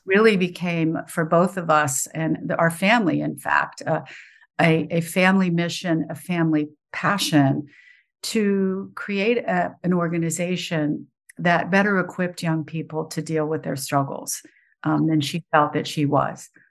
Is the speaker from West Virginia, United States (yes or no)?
yes; West Virginia, United States; moved away; I grew up in West Virginia.